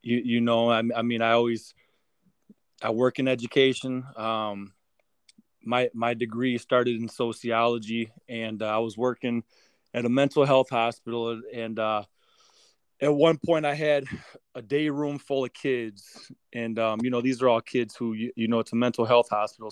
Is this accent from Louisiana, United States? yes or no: no; Racine, Wisconsin, United States; my hometown of Racine